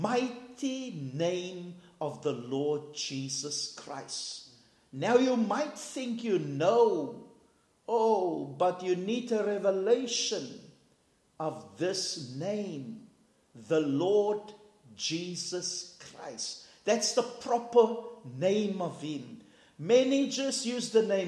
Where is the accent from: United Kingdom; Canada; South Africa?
South Africa; we're from South Africa